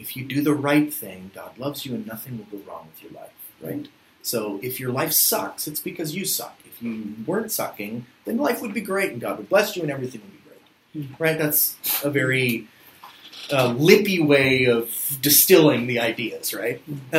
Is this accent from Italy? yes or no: no; Philippines; And growing up in the Philippines was very difficult for me, which sounds reverse, but growing up as a white kid in sort of the late 80s, early 90s in the Philippines, it produced a lot of sort of confusion.